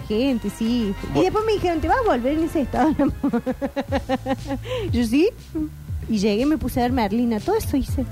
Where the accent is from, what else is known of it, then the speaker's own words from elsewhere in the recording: Argentina; nos define como argentinos